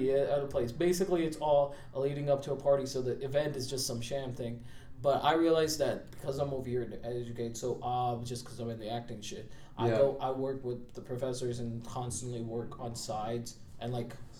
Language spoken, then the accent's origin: English; India; moved away as an adult; also born or lived in Cupertino, California, United States; now in United States; I went back to India in second grade, and I was over there till I was in 12th grade